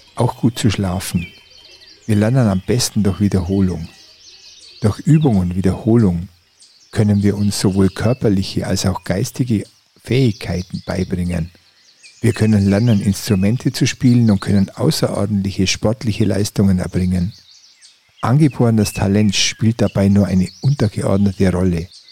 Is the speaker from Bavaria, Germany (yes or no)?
yes; Oberallgäu, Bavaria, Germany; moved away; Meine Heimat, das Oberallgäu